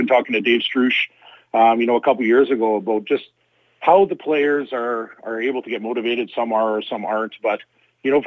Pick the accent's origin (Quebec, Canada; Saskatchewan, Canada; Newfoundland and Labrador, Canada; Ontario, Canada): Saskatchewan, Canada; Saskatoon; I was born and raised here in Saskatoon